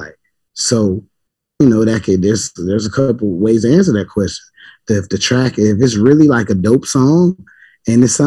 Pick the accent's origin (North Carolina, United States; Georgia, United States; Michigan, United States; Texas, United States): Georgia, United States; now in Norfolk, United States; I'm from Georgia